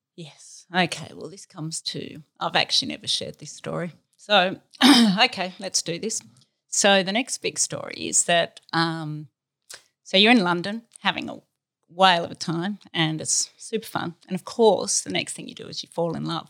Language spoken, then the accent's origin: English; Australia; we're Australian and we've always been in Australia, but we're from the country. I'm a country girl